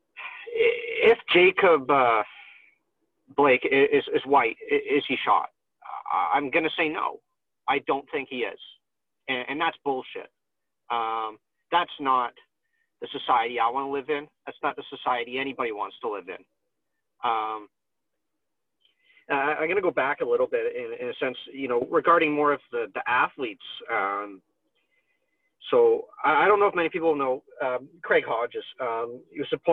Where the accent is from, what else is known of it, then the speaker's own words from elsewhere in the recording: Canada; I'm Canadian